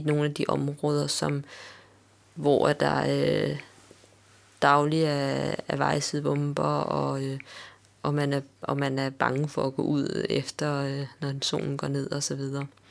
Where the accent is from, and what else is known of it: Denmark